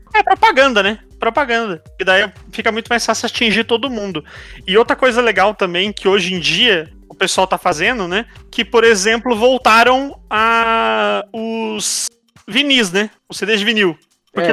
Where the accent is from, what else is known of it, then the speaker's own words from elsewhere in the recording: Brazil; Como bom brasileiro